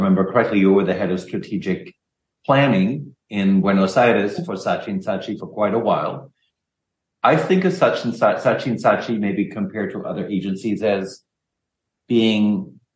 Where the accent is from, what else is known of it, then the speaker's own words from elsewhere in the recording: Germany; moved away; I'm not American, because I'm German, even though I'm a very Americanized German